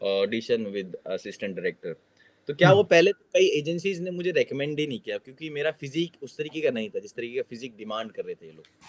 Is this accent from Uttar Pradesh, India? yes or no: no; Delhi, India; moved away as an adult; now in South Korea; दिल्ली का रहने वाला हूँ दिल्ली से कोरिया आया हूँ